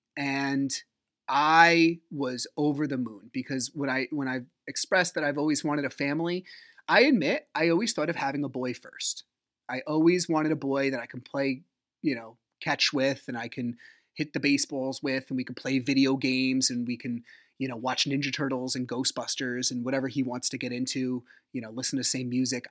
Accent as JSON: {"language": "English", "region": "New Jersey", "country": "United States", "said": "I'm from Jersey"}